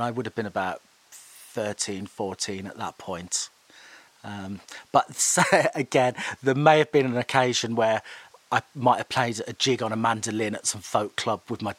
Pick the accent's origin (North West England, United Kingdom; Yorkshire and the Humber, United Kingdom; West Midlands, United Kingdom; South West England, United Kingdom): West Midlands, United Kingdom; Birmingham; born there; Well, I was born in Birmingham. I had an elder brother and cousins, and they would have dragged me to shows.